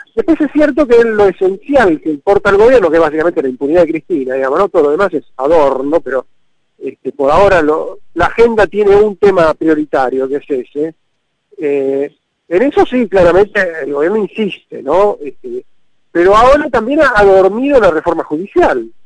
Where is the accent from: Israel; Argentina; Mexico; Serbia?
Argentina